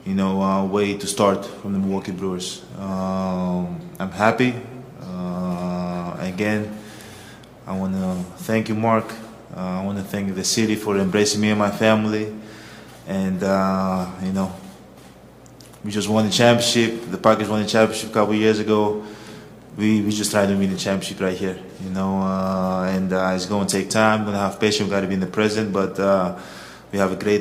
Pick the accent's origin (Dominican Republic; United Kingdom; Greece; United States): Greece; moved away as an adult; growing up in Greece